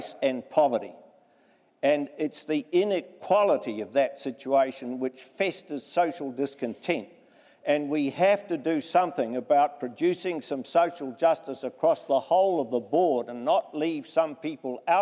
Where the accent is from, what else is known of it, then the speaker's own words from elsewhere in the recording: Nelson, New Zealand; also born or lived in Chicago, United States; I grew up in the South Island. There were four Maori families in Nelson